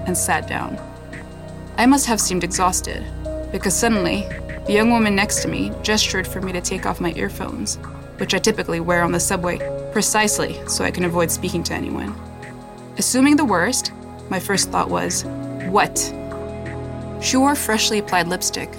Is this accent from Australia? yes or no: no; Morocco; moved away as an adult; also born or lived in Saudi Arabia / Montreal, Canada; now in Toronto, Canada; I was born in Saudi Arabia, grew up in Morocco, and moved to Canada in 2005.